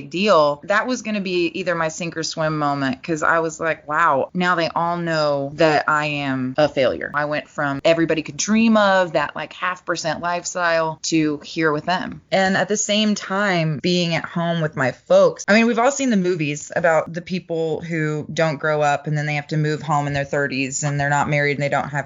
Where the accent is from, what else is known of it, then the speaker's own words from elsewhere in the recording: the South, United States; also born or lived in Los Angeles; now in Texas, United States; a little girl from the South